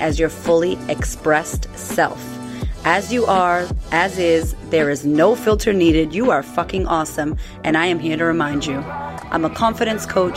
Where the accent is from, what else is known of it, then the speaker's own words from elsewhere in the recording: Framingham, Massachusetts, United States; moved away as an adult; now in Melbourne, Australia; Framingham, Massachusetts, where I grew up